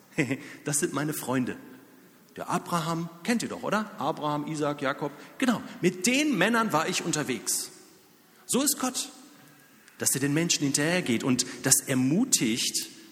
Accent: near Dortmund, North Rhine-Westphalia, Germany; also born or lived in Zürich; now in Lörrach, Germany; Ich selbst komme aus der Nähe von Dortmund

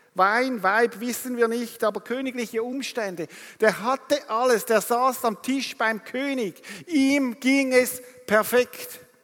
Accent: Rapperswil, St. Gallen, Switzerland; ich komme aus Rapperswil am Zürichsee

